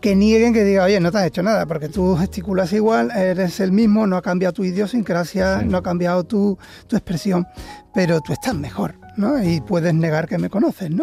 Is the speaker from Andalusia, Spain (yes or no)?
yes; Seville, Andalusia, Spain; Nunca abandoné Sevilla, soy sevillano